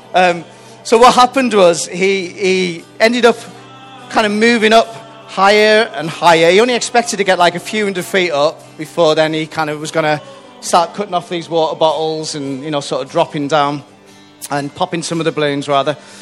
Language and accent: English; Whitehaven, North West England, United Kingdom; moved away; I'm from a place called Whitehaven, which is right up on the northwest coast of, um, of Cumbria. Uh, I was born there, raised there